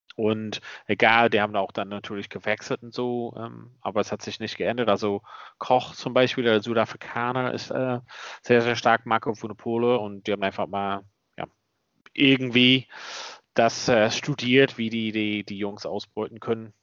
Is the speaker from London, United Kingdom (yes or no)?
no; Ulster, Northern Ireland, United Kingdom; moved away; da, wo ich herkomme